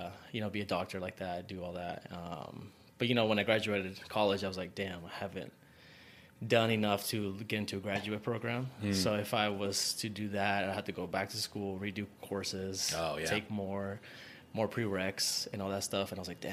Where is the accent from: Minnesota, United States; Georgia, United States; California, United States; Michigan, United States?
California, United States; near Sacramento, Northern; moved away as an adult; now in Las Vegas, United States; California, like up north near Sacramento area. Okay. Yeah, I've lived there and then I wanted to move out of my hometown.